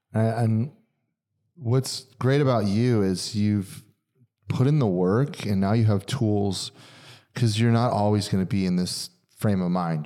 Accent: Pennsylvania, United States; moved away; I'm from Pennsylvania

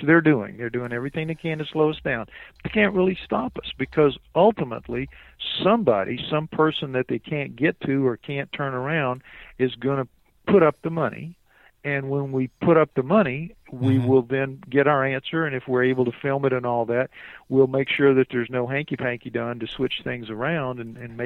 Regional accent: New Orleans, Louisiana, United States; I'm from New Orleans.

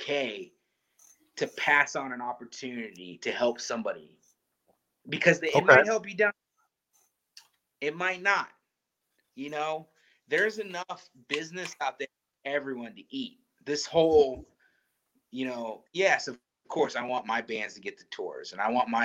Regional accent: Midwest, United States; I'm from the Midwest.

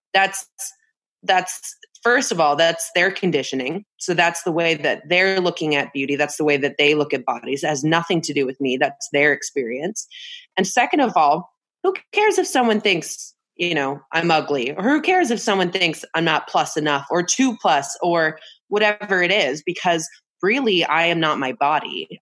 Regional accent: Bay Area, California, United States; I grew up in California in the Bay Area

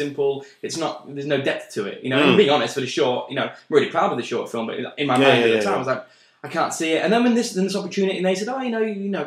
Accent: Yorkshire and the Humber, United Kingdom; I'm from Yorkshire

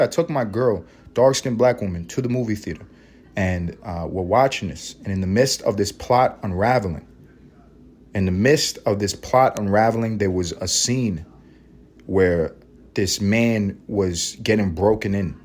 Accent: New York City, New York, United States; I grew up in New York City

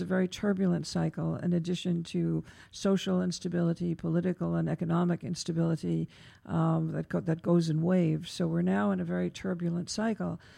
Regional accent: New York, United States; as a New Yorker

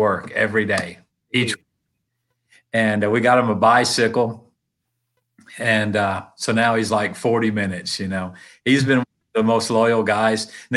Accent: Tennessee, United States; I'm from Tennessee

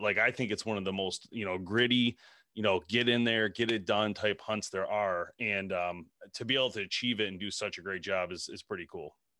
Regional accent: Michigan, United States; we're from Michigan

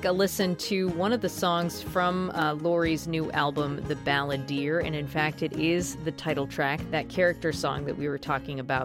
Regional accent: Walpole, Massachusetts, United States; moved away; my hometown of Walpole

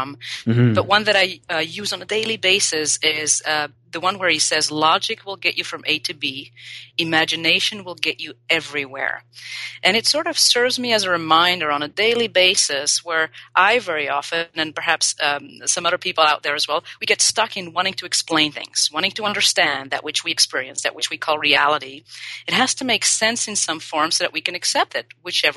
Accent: Belgium; also born or lived in Paris, France / Australia; now in Los Angeles, United States; I was born and raised in Belgium

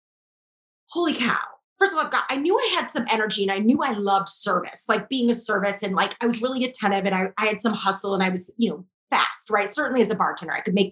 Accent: St. Louis, Missouri, United States; I'm from St. Louis

